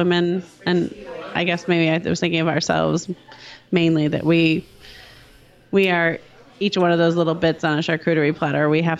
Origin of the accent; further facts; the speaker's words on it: Wisconsin, United States; I'm sober-ish. I'm from Wisconsin